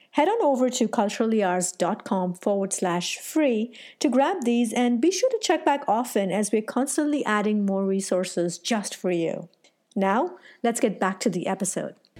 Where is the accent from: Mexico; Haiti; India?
India; South India; I'm from India